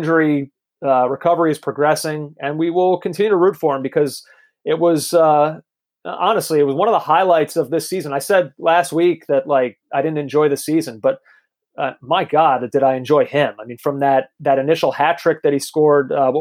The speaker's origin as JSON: {"language": "English", "country": "United States", "said": "as an American fan who loves this kid"}